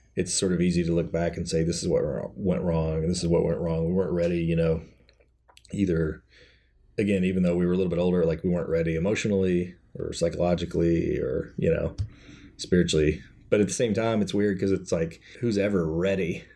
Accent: Kentucky, United States; I grew up in Kentucky, so everybody's Baptist there

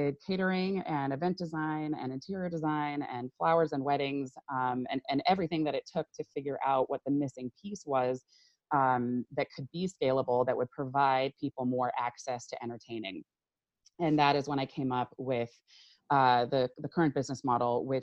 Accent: Silicon Valley, California, United States; I grew up in Silicon Valley

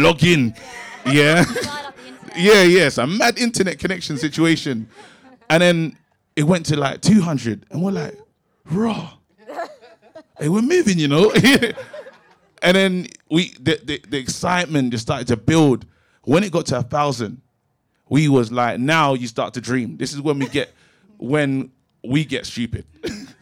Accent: London, United Kingdom; I grew up in Brixton, but my situation was different

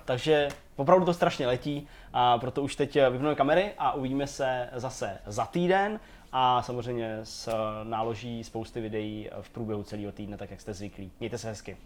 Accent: Czechia; jsem jako Čech

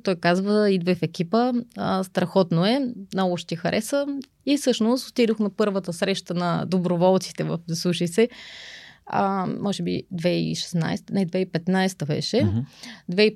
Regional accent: Pleven, Pleven Province, Bulgaria; moved away as an adult; now in Sofia, Bulgaria; аз съм родом от Плевен. Там съм завършила а, средно си образование

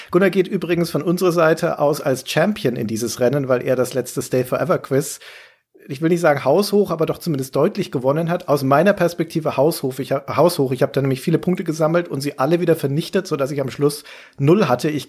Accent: Bavaria, Germany; ich komme auch aus Franken

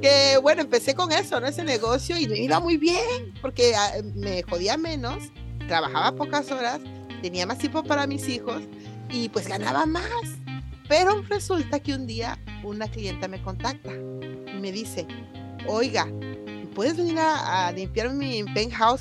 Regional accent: Coatzacoalcos, Veracruz, Mexico; moved away; soy de Coatzacoalcos, Veracruz

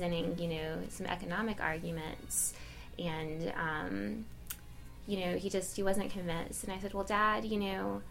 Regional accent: Alabama, United States; from Alabama

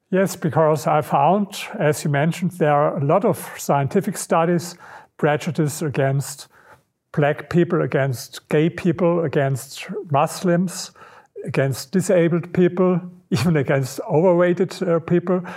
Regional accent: Berlin, Germany; English is a second language; i come from berlin this is my, my hometown

